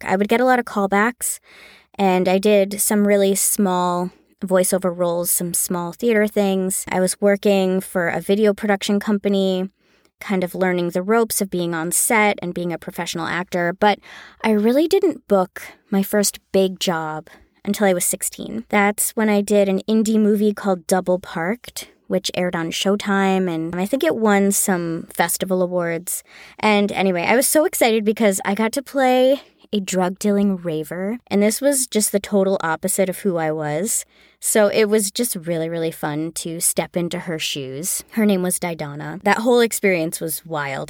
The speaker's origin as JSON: {"language": "English", "region": "Connecticut", "country": "United States", "tie": "born or raised there", "moved": "yes", "lives_now": "Los Angeles, United States", "said": "I was born and raised in Connecticut, about an hour outside of New York City. Now I live in Los Angeles"}